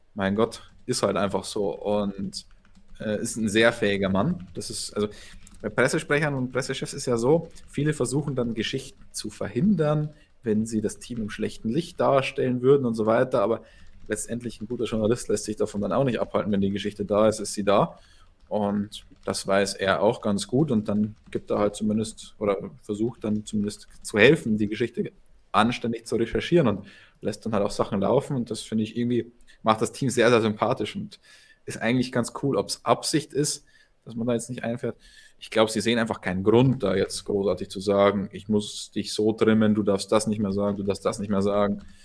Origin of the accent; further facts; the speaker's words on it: Germany; Ich als Deutscher